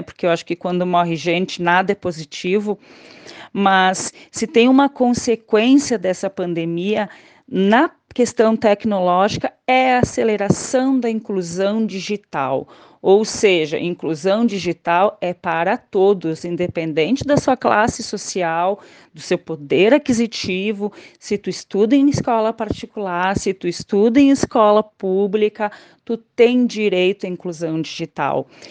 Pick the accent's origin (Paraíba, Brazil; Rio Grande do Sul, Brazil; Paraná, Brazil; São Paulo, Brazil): Rio Grande do Sul, Brazil; Caxias do Sul; eu sou natural de Caxias do Sul, aqui do Rio Grande do Sul.